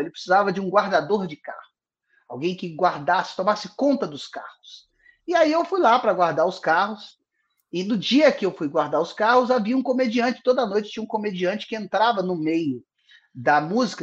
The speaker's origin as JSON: {"language": "Portuguese", "town": "Guarani", "region": "Minas Gerais", "country": "Brazil", "tie": "born or raised there", "said": "eu nasci em Guarani, Minas Gerais, zona da Mata Mineira, próximo a Juiz de Fora, é uma cidade de 9 mil habitantes"}